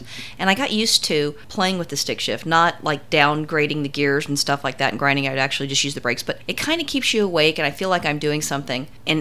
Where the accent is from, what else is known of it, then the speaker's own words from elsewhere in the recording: Los Angeles, California, United States; Growing up in Los Angeles